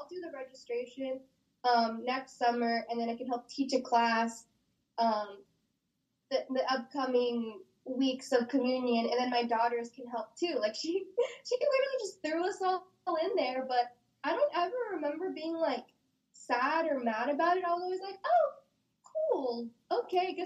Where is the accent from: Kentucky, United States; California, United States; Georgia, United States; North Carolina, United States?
California, United States; Oxnard; I was born and raised in Southside, Oxnard. I still reside here in Oxnard, still in the same home I grew up